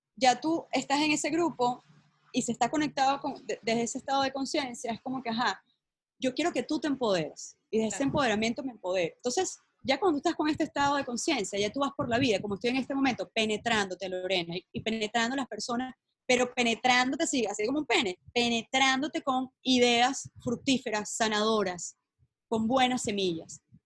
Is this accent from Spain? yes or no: no; Venezuela; moved away; yo como venezolana, yo voy diciendo por todo el mundo, venezolana, ¿sabes? Criada allá